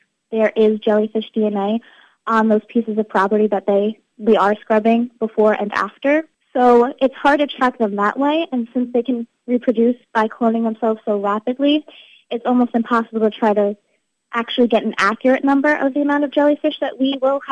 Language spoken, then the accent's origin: English; Ocean County, New Jersey, United States; I grew up in Ocean County, living and visiting Barnegat Bay, the ocean, the beach, all the time